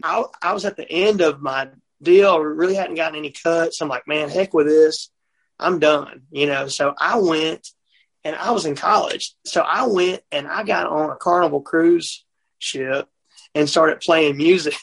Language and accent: English; Mississippi, United States; I'm from Mississippi